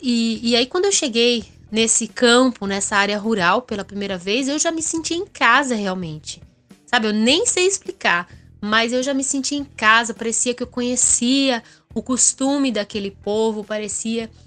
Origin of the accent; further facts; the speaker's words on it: Sorocaba, São Paulo, Brazil; nasci em Sorocaba, que é uma cidade muito mais industrial e é uma cidade já aí com quase um milhão de habitantes